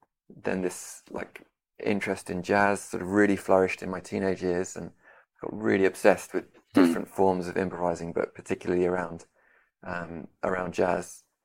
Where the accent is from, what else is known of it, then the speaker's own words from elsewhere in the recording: London, United Kingdom; moved away as an adult; also born or lived in Detroit; now in Kraków, Poland; I grew up in London, where I am now. Although a few years ago, I moved to Krakow in Poland, where I live currently. I was born in Detroit, but moved.